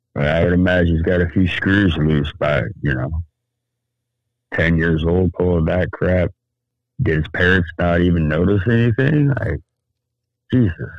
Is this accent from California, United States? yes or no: yes; Sacramento, California, United States; I grew up in Sacramento